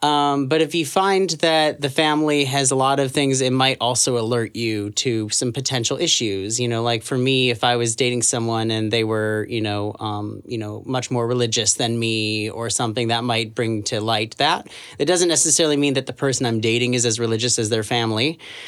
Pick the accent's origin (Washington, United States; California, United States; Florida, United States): Florida, United States; Orlando; I grew up in the South, like in Florida. So, it's not like the area I was in wasn't like all swamp and backwater like a lot of people picture. It was like Central Florida, like Orlando.